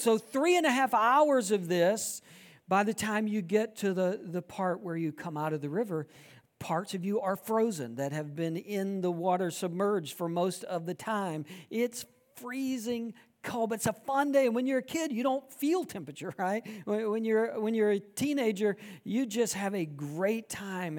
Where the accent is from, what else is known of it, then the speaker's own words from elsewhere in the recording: South Georgia, United States; I grew up in South Georgia